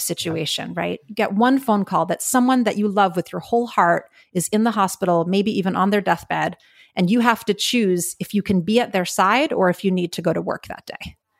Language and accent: English; New York City, New York, United States; moved away as an adult; now in California, United States; I grew up in New York City, uh, born and raised in Manhattan